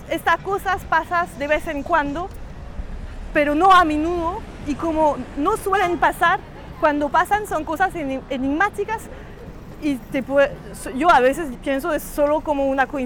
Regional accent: Cuba; Busco algo para entender la experiencia de mi niñez con mi mamá en Cuba, pero no quiero ir a Cuba porque es más fácil.

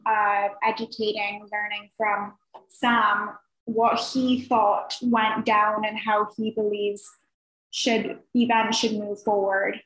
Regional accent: Barbados; moved away; I'm from Barbados.

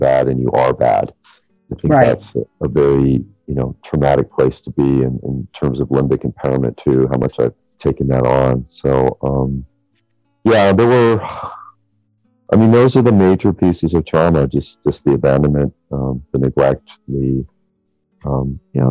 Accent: Santa Barbara, California, United States; I grew up in Santa Barbara, so we moved a few times

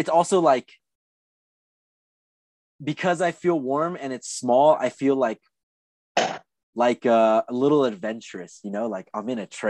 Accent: Anaheim, California, United States; moved away; But I went to school as a kid in Anaheim. And I was like, holy shit, I'm from Anaheim.

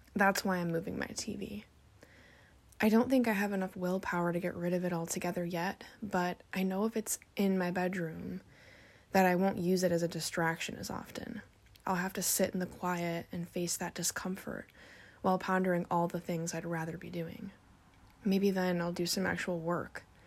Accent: Indiana, United States; moved away as an adult; also born or lived in northern Washington; now in Washington, United States; left my hometown, everybody that I know and love back in my hometown in Indiana, and moved across the country to northern Washington all by myself

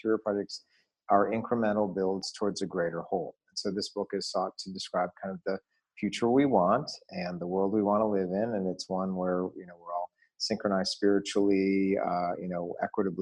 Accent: Detroit, Michigan, United States; growing up in Detroit in the 1970s

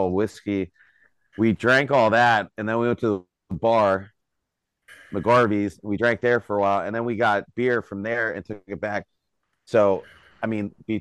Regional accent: York, Pennsylvania, United States; Born and raised York, West York.

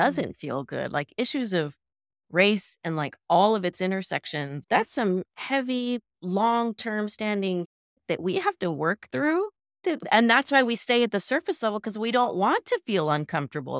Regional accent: Midwest, United States; moved away as an adult; also born or lived in Los Angeles, California; now in San Gabriel Valley, United States; Born in L A, lived in the San Gabriel Valley, moved to the Midwest when I was seven 'cause of my dad's job

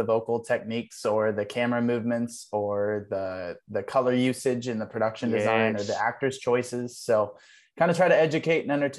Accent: Ohio, United States; moved away; I'm from Ohio. So I was living in Ohio at the time.

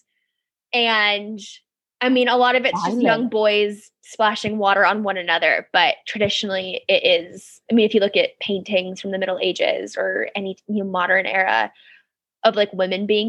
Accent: United States; moved away; growing up in America, even with a minimal, you know, or light Christian upbringing

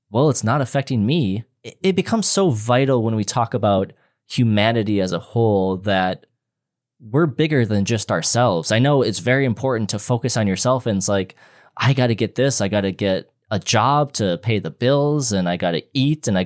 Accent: Midwest, United States; I'm from the Midwest and we're very nice people.

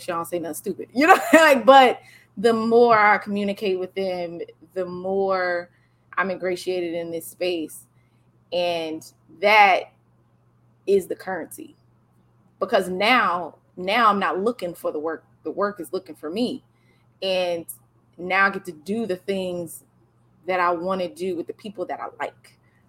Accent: the South, United States; I'm from the South.

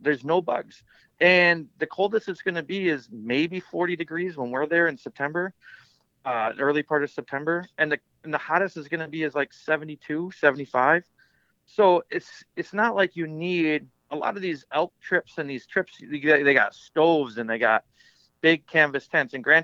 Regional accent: Midwest, United States; I'm from the Midwest, so we don't have a ton of trout fishing streams

